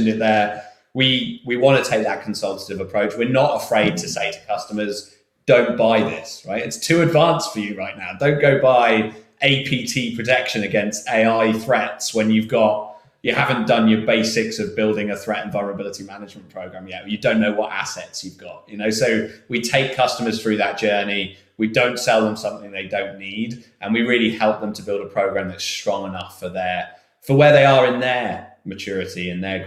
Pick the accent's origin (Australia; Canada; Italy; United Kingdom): United Kingdom; England; I'm English